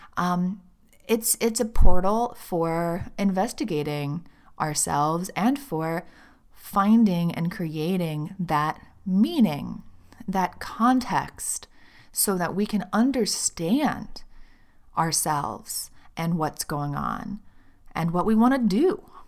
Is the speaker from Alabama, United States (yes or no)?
yes; Birmingham, Alabama, United States; moved away as an adult; I grew up in Birmingham, Alabama. I lived there for the first twenty-two years of my life